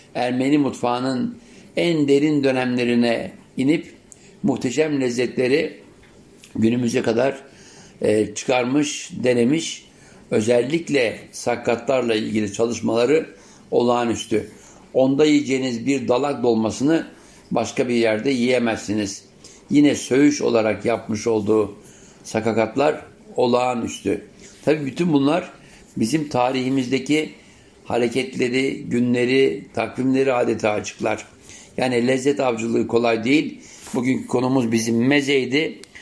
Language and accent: Turkish; Istanbul, Turkey; İstanbul'a ilk geldiğim yıllarda 7'li 8'li yaşlarımdayken